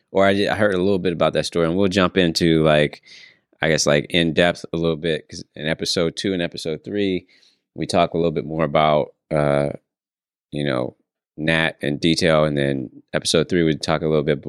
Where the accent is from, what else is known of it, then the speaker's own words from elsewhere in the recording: San Francisco, California, United States; I was born and raised in San Francisco